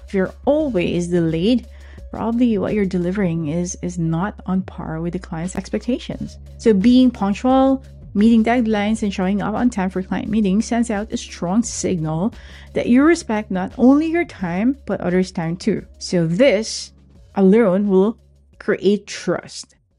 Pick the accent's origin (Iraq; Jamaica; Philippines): Philippines; growing up in the Philippines